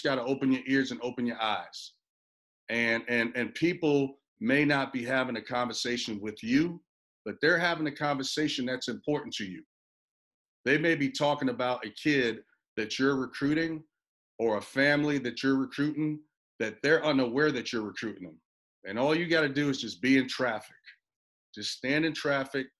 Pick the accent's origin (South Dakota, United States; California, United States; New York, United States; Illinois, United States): New York, United States; also born or lived in Puerto Rico; I was born in Puerto Rico, raised in New York.